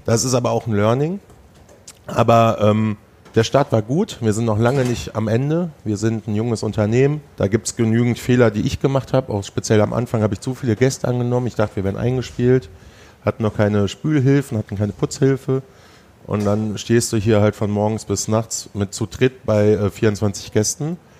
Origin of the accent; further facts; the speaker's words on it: Sauerland, North Rhine-Westphalia, Germany; also born or lived in Hesse; now in Düsseldorf, Germany; ich bin Sauerländer, in Hessen geboren